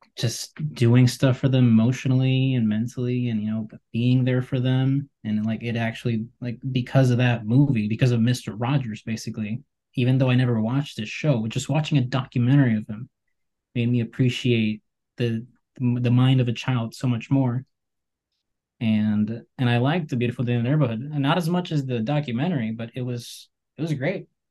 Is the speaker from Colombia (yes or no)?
yes; Colombia; I'm from Colombia